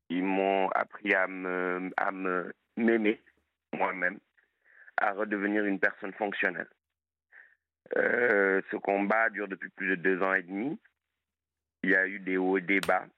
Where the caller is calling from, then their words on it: Montpon-Ménestérol, Nouvelle-Aquitaine, France; moved away as an adult; je vous appelle de la Dordogne, d'un coin qui s'appelle Montpont-Ménestérol